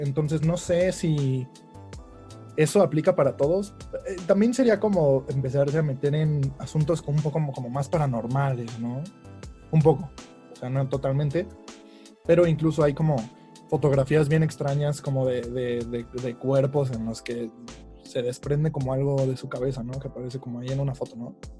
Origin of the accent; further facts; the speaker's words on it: Mexico; nosotros como, bueno, como cultura mexicana